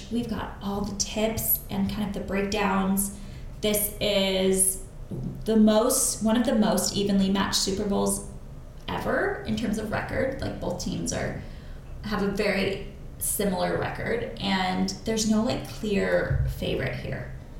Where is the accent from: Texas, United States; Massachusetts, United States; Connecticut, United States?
Connecticut, United States; I'm from a suburb of New York.